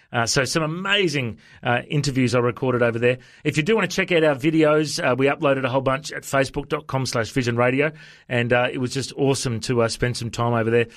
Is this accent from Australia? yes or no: yes; Australia; I'm from Australia. I'm a pastor